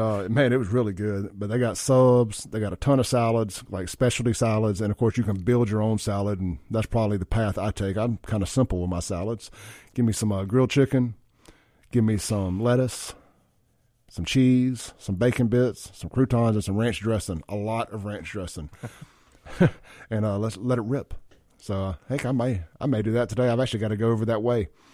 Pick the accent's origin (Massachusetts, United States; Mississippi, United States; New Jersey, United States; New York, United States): Mississippi, United States; Jackson; when we were growing up in South Jackson